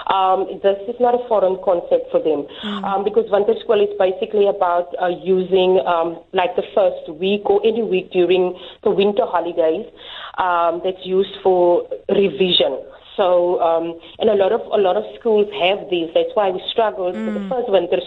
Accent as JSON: {"language": "English", "town": "Bonnievale", "region": "Western Cape", "country": "South Africa", "tie": "born or raised there", "said": "I grew up in Bonnievale, here in the Western Cape"}